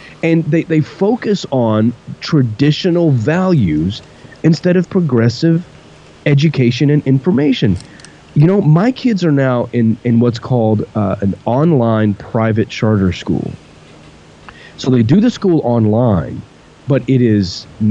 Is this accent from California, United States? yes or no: no; Texas, United States; growing up in Texas